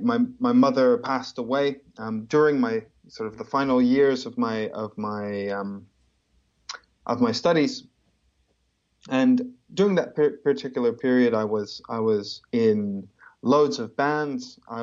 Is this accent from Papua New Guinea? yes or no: yes; Papua New Guinea; I was born and raised in New Guinea. And then I moved around quite a lot. I lived in nine countries because of my parents' job